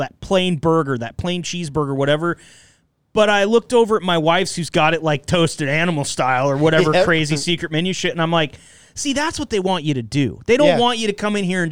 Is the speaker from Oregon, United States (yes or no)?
yes; Enterprise, Oregon, United States; moved away; also born or lived in Eugene, Oregon; I grew up in Enterprise, Oregon